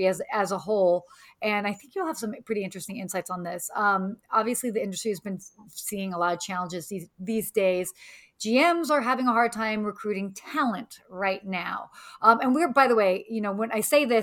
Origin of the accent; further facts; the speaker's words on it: United States; also born or lived in Maryland; I grew up right in Washington, D.C. and Maryland